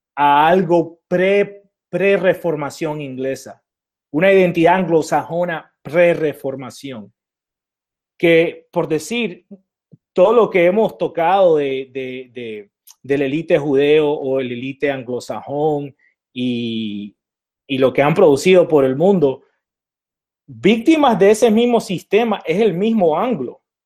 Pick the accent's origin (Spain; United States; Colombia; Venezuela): United States; Alta California; also born or lived in Nicaragua; acá de Alta California, donde nací yo